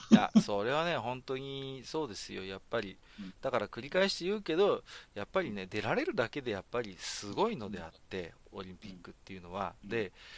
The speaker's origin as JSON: {"language": "Japanese", "region": "Tohoku", "country": "Japan", "said": "私も東北の人間ですから"}